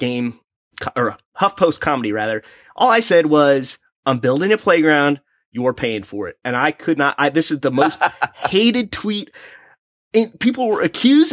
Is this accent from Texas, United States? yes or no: no; Missouri, United States; I'm from Missouri